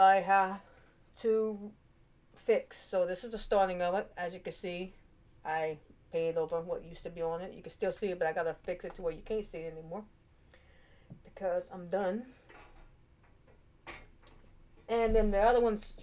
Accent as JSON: {"language": "English", "country": "United States", "tie": "born or raised there", "said": "I'm American, born and raised"}